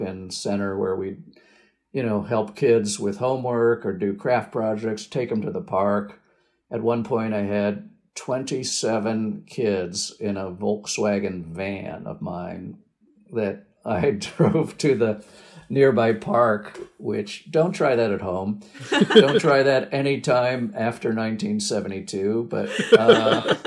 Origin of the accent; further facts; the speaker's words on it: Washington, District of Columbia, United States; moved away as an adult; also born or lived in Ohio / Oregon; I grew up in the Washington, D.C. area on the East Coast of the U.S.